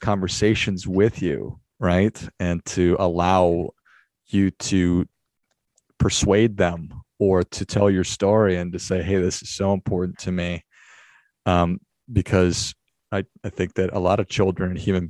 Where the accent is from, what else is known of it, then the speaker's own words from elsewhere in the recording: United States; also born or lived in Arizona; as an American, whatever, 43-year-old in Arizona